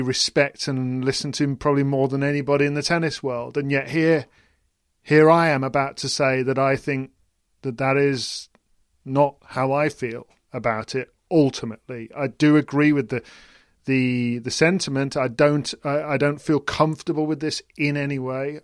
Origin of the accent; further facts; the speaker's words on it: United Kingdom; as a British person